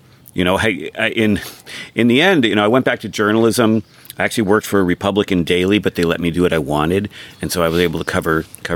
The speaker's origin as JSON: {"language": "English", "area": "Sonoma County", "region": "California", "country": "United States", "tie": "born or raised there", "said": "I was born and raised in Sonoma County"}